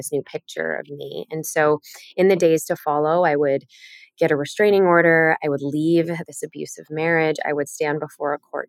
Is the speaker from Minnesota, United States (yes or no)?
no; Chicago, Illinois, United States; I grew up in Chicago